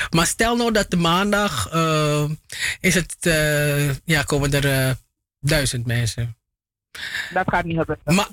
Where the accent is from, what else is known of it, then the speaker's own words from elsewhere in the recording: Paramaribo District, Suriname; Oh nee, ik, ik logeerde daar alleen. Ik, ik ben van Zorg en Hoop